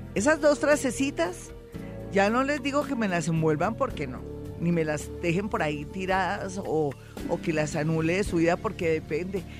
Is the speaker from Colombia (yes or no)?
yes; Colombia; Somos mujeres colombianas